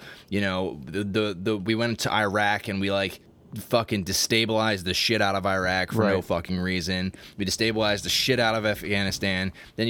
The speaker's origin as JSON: {"language": "English", "country": "United States", "said": "we're American."}